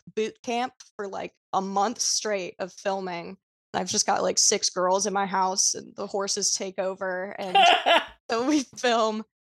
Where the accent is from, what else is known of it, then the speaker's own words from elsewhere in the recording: Los Angeles, California, United States; I grew up in Los Angeles, California, and kind of in Hollywood and that entire world